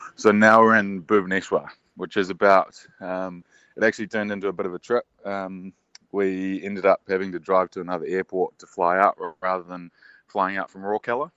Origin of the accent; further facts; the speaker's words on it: New Zealand; the nature of being a Kiwi